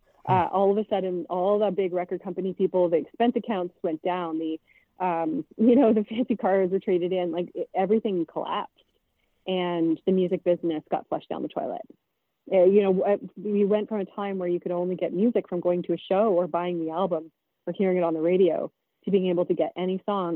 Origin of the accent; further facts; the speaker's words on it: Prince Edward Island, Canada; moved away; also born or lived in British Columbia; I'm from PEI